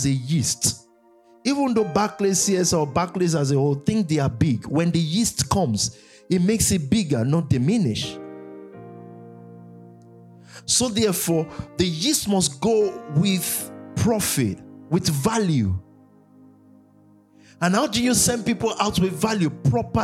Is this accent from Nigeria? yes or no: yes; Nigeria; growing up in Nigeria